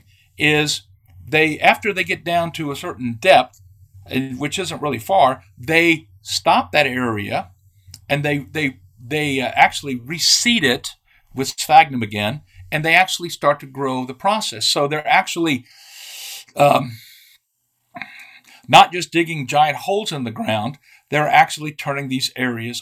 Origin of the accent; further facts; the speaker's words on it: Texas, United States; I'm from Texas